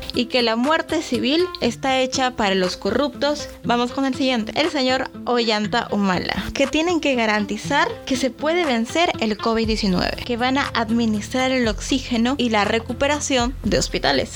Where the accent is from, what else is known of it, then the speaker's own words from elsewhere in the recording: Peru; en mi país, en Perú